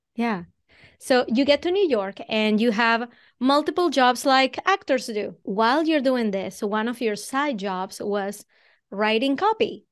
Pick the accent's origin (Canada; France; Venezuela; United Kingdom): Venezuela; English is a second language; moved away as an adult; now in Boston, United States; I'm originally from Venezuela. That's where the accent comes from